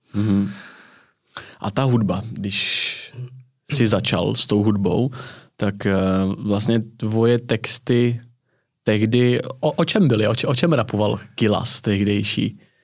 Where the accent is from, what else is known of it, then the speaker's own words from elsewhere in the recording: Tábor, South Bohemian Region, Czechia; Třeba u nás na jihu Čech, já jsem z Tábora